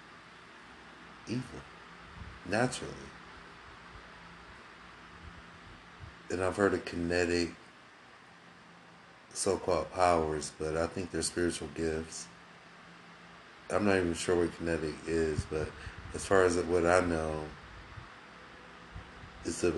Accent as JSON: {"language": "English", "town": "Akron", "region": "Ohio", "country": "United States", "tie": "born or raised there", "said": "I'm originally from Akron, Ohio"}